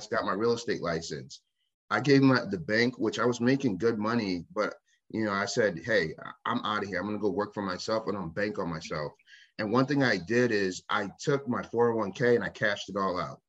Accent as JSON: {"language": "English", "town": "Waterbury", "region": "Connecticut", "country": "United States", "moved": "yes", "lives_now": "Maine, United States", "said": "I'm from Connecticut, a city, Waterbury, Connecticut, where we are loud"}